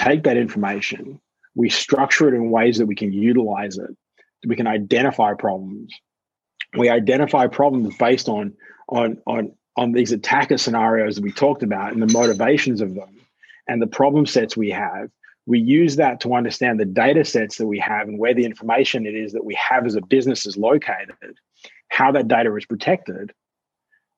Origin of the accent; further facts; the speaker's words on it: Australia; as an Australian